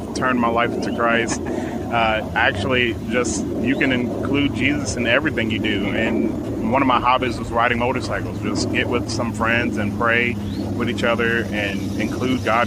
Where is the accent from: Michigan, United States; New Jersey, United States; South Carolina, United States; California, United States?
New Jersey, United States; Elizabeth; moved away as an adult; now in Mississippi, United States; I grew up in Elizabeth, New Jersey.